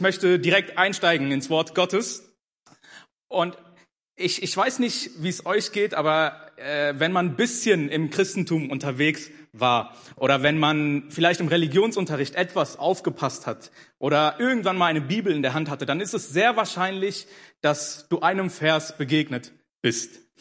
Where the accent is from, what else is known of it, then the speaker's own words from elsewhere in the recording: Germany; also born or lived in Ethiopia / Hannover; ich bin in Äthiopien geboren, aber mit vier Jahren äh, nach Deutschland gekommen. Also ich bin praktisch mein Leben lang hier groß geworden